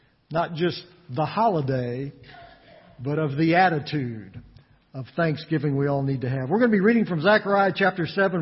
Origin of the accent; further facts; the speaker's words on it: West Texas, United States; Growing up in West Texas